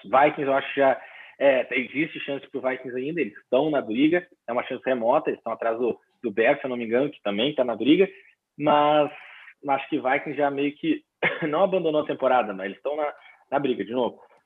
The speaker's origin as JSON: {"language": "Portuguese", "town": "Porto Alegre", "region": "Rio Grande do Sul", "country": "Brazil", "tie": "born or raised there", "moved": "yes", "said": "tô aqui em, em Porto Alegre, minha terra natal aqui para essa final de ano"}